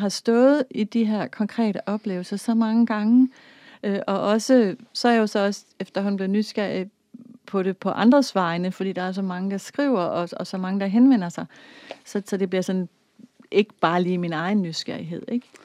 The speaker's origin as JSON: {"language": "Danish", "country": "Denmark", "tie": "born or raised there", "said": "jeg er vokset op i Danmark"}